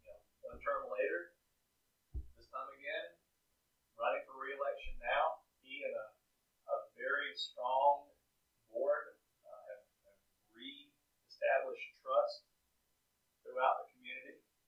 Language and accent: English; Australia; I'm from Australia.